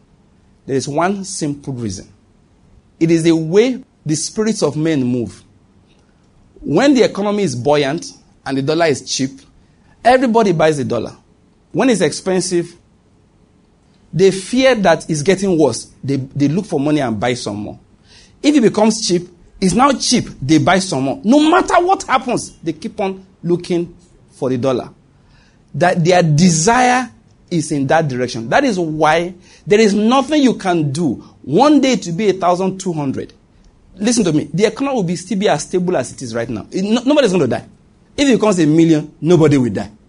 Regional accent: Nigeria; I'm a Nigerian man

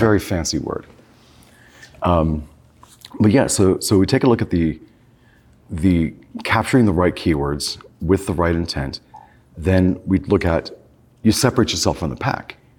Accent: California, United States; I grew up in California

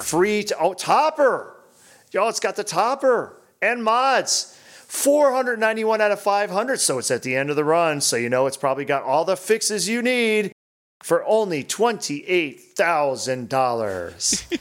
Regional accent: Albany, New York, United States; I'm from Albany

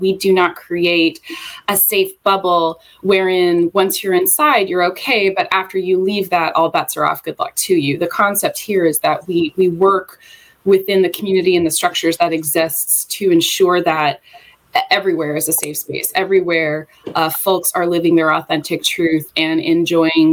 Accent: Charlotte, North Carolina, United States; moved away as an adult; I am from the Charlotte area, was raised here.

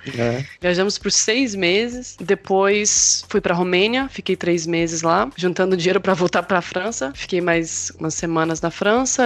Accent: Machado Mineiro, Minas Gerais, Brazil; moved away as an adult; now in Portugal; Eu nasci e cresci em uma cidadezinha no interior de Minas Gerais, no norte, chamada Machado Mineiro

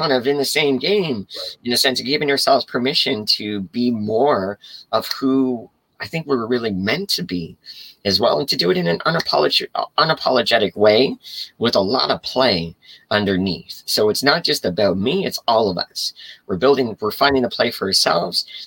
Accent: Canada; I'm also Canadian as well

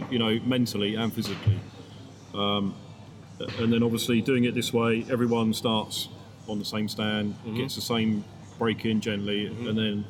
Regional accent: Hampshire, South East England, United Kingdom; Okay, so I'm 41 years old. I'm from Hampshire, which is about an hour west of London.

